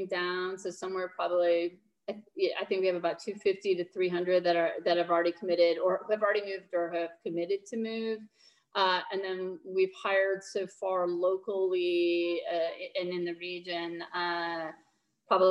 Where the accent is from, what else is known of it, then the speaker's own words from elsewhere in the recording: Minnesota, United States; now in Nashville, United States; I'm from Minnesota originally